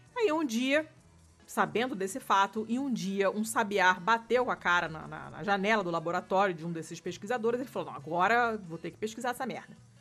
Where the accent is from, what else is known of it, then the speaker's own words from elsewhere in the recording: Rio de Janeiro, Brazil; o apartamento onde eu cresci, no Rio, que era o décimo andar